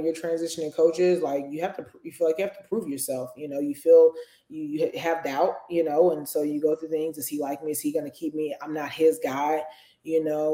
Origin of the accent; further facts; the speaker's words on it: Indianapolis, Indiana, United States; moved away as an adult; also born or lived in Wisconsin / Alabama; now in Tuscaloosa, United States; I grew up in Indianapolis, Indiana